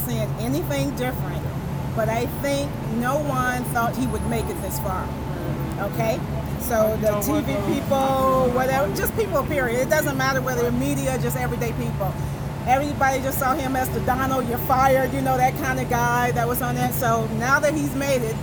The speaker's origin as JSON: {"language": "English", "town": "Cleveland", "region": "Ohio", "country": "United States", "also_born_or_lived": "Phoenix", "moved": "yes", "said": "I lived in Phoenix for about 16 years, and I'm originally from Cleveland"}